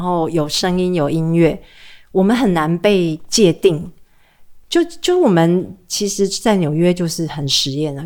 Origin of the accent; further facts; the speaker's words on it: Taiwan; moved away as an adult; also born or lived in New York; 在台湾我们对外国人很友善